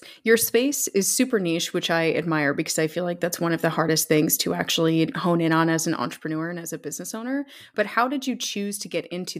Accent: Canada; moved away; shout out to my former homeland. How are things in Toronto?

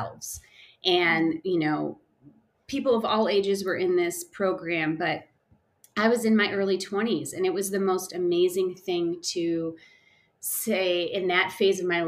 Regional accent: Chicago suburbs, Illinois, United States; moved away as an adult; now in Denver, United States; I grew up in the Chicago suburbs, moved around a bit in my early upbringing, and moved to Colorado after being married

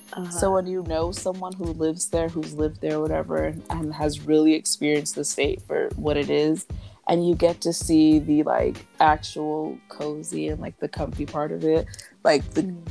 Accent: Alabama, United States; I'm from Alabama.

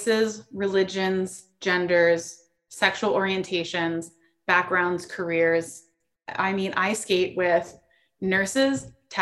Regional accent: South Florida, United States; moved away as an adult; also born or lived in East Coast; now in San Diego, United States; I grew up in South Florida

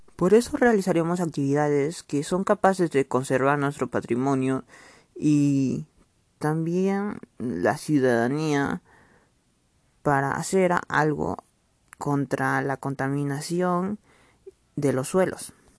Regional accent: Mazuko, Madre de Dios, Peru; soy de Madre Dios Mazuco

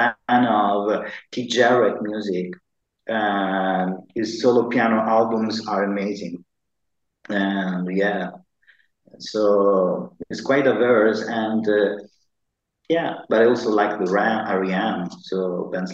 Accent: Sicily, Italy; English is a second language; also born or lived in Dublin; now in Malta; I'm from Italy. I'm from the south of Italy. I'm from Sicily.

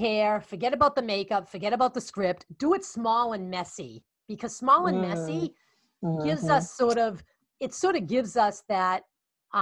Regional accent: Boston, Massachusetts, United States; accent: Boston; my Boston accent

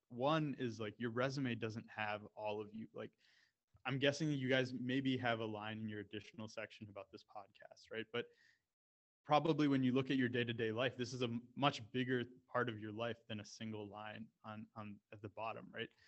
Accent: Canada; also born or lived in United States; So for me, when I when I spoke about you know being Indian but growing up in Canada and the U.S. and how that relates to mergers and acquisitions

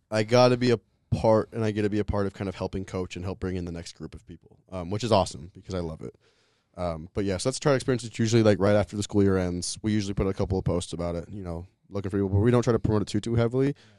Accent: Louisville, Colorado, United States; moved away; I grew up in Louisville, Colorado, um, just outside of Boulder

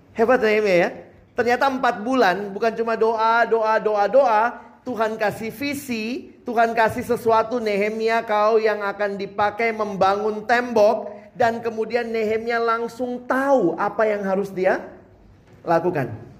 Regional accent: Makassar, South Sulawesi, Indonesia; moved away as an adult; also born or lived in Jakarta / Depok; Saya kan anak daerah. Dari Makassar kuliah ke Jakarta

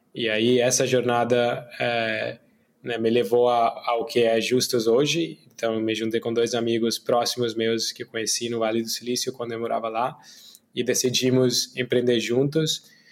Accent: India; Portuguese is a second language; moved away as an adult; also born or lived in Brazil / United States; eu sou indiano, né? Mas morei minha vida adulta metade no Brasil, outra metade nos Estados Unidos

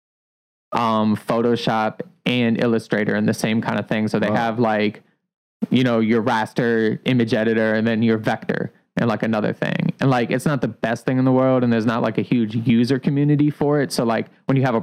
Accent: Columbia, Maryland, United States; now in Baltimore, United States; I'm from Columbia, Maryland.

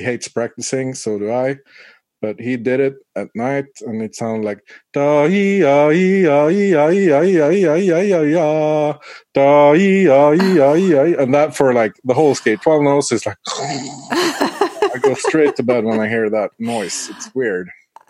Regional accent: Umeå, Västerbotten County, Sweden; I grew up in Umeå. If you follow the east coast of Sweden, get your Google Maps out.

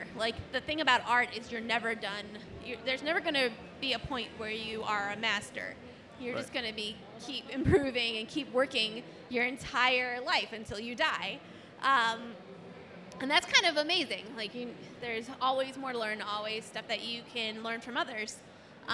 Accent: Cleveland, Ohio, United States; I'm from Cleveland

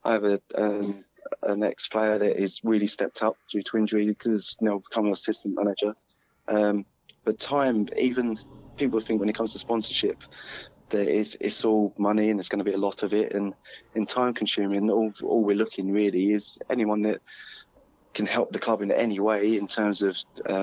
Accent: Plymouth, South West England, United Kingdom; I come from Plymouth

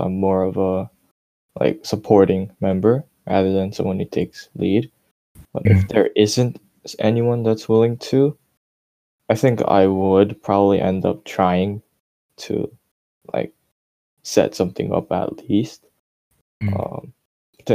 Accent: United States; I was also born here

